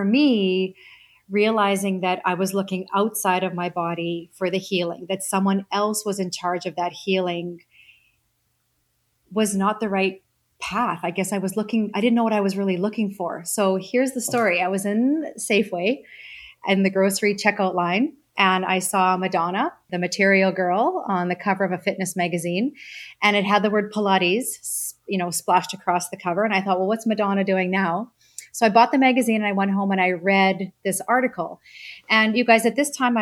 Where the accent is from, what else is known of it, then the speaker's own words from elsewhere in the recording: Saskatchewan, Canada; I grew up farm kid in Saskatchewan in Canada